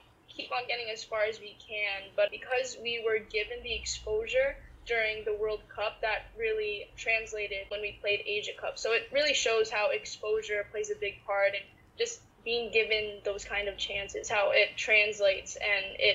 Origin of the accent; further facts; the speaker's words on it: United States; Growing up in the States as a Filipina athlete